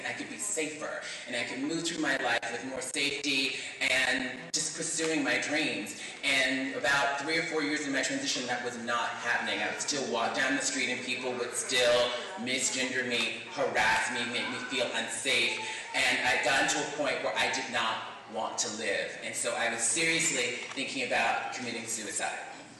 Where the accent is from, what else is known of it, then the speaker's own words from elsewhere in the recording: Mobile, Alabama, United States; moved away; And I'm from Mobile, Alabama, so I grew up being bullied.